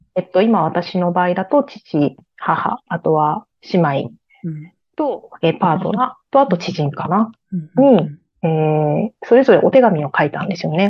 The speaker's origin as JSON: {"language": "Japanese", "region": "Aichi", "country": "Japan", "moved": "yes", "said": "私は愛知県ですね。"}